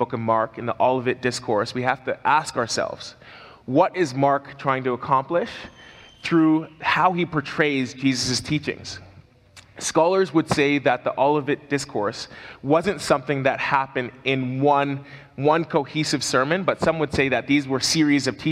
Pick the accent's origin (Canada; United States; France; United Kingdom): Canada; as a Canadian